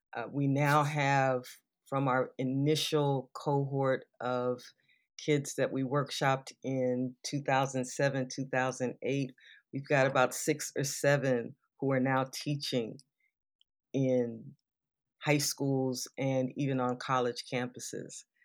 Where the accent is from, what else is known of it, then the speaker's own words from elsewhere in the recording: Southern California, United States; I grew up in Southern California